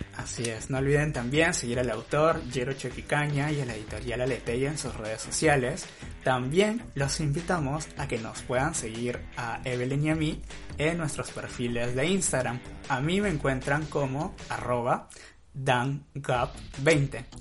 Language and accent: Spanish; northern coast of Peru, Peru; nosotros que somos norteños, vivimos en la costa norte de Perú